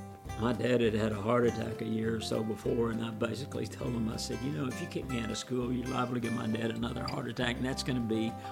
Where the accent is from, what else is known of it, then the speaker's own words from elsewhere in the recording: San Angelo, Texas, United States; I grew up in San Angelo, Texas. It's about 200 miles north and a little bit west of here. It's right at the edge of the Chihuahuan Desert.